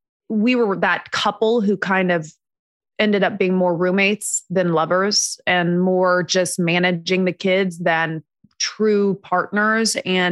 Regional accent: Indiana, United States; now in Los Angeles, United States; And we were back in Indiana where I'm from the Midwest.

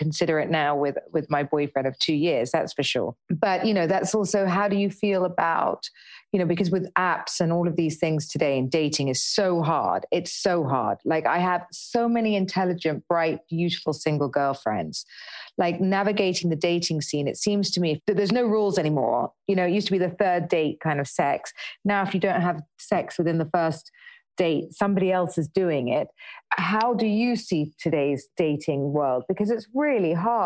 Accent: United Kingdom; we're British

